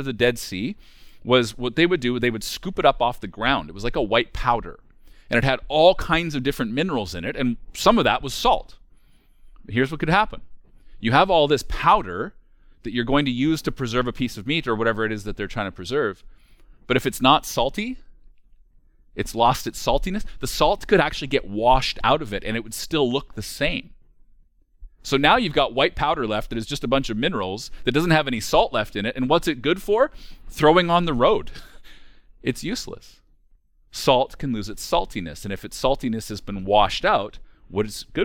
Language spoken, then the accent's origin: English; rural central Alberta, Canada; We're from rural central Alberta. We're from a very small town, even on the scale of rural communities, which means that I grew up as one of the only kids from town, which was a town of 700